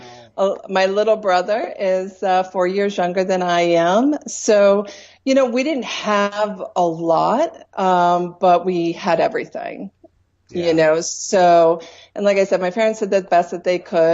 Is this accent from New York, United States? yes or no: yes; Troy, New York, United States; moved away as an adult; now in Colorado, United States; I was born and raised in Troy, New York